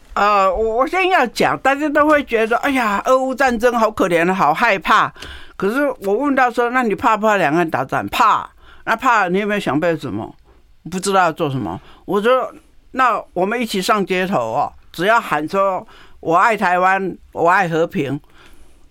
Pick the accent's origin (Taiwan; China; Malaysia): Taiwan; Taoyuan; 从我的家乡出发，桃园市